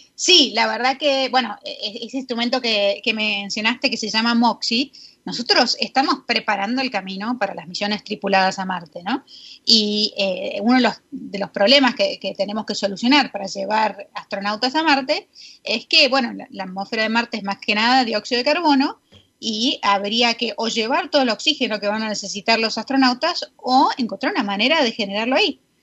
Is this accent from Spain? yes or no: no; Buenos Aires, Argentina; moved away as an adult; also born or lived in New Jersey, United States; now in United States; yo soy porteña, eh, crecí allá toda la vida y me vine a Estados Unidos a, eh, empezar la carrera